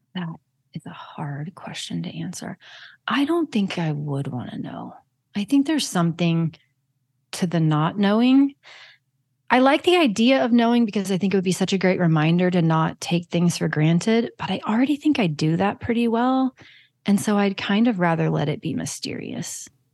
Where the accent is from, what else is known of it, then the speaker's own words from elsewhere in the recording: Kansas, United States; I'm from Kansas